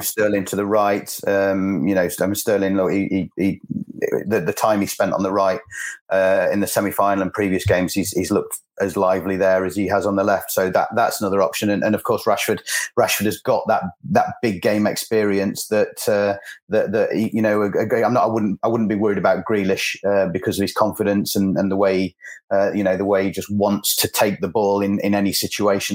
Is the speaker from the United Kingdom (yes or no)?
yes; England, United Kingdom; as an England fan, as an Englishman